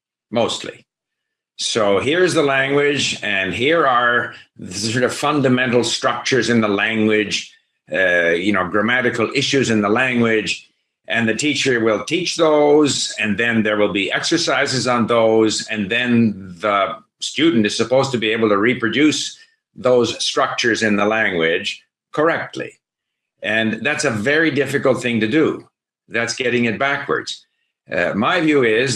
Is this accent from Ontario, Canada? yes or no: no; Montreal, Quebec, Canada; moved away as an adult; also born or lived in France / Hong Kong / Japan; I grew up in Montreal, which was theoretically bilingual, but wasn't bilingual. So English-speaking Montreal was English